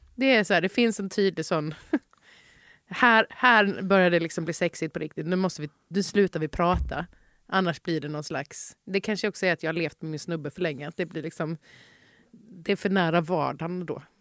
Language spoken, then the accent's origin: Swedish; Halmstad, Halland County, Sweden; moved away; also born or lived in Malmö; under min uppväxt i Halmstad